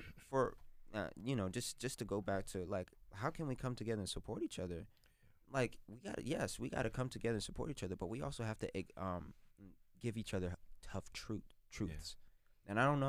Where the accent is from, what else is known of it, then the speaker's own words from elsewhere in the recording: United States; I mean, I count myself as a American through and through. Like I would fight and die for this country.